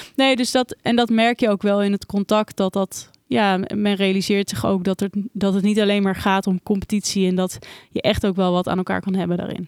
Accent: Randstad, Netherlands; in de Randstad, eh, de omgeving waar ik ben opgegroeid en altijd heb gewoond.

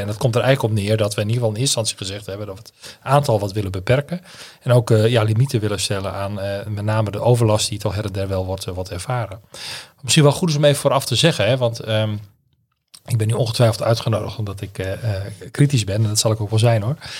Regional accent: Drachten, Friesland, Netherlands; moved away as an adult; also born or lived in Leeuwarden / Grou; now in Groningen, Netherlands; ik ben in Leeuwarden geboren en opgegroeid in Grauw en in Drachten

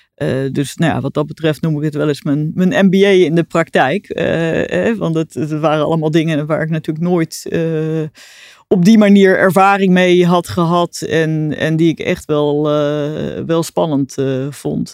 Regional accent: Arnhem, Gelderland, Netherlands; born or raised there; also born or lived in Delft

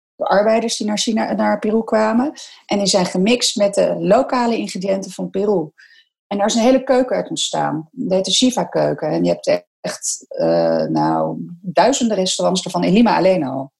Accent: Netherlands; wij zijn als Nederlander

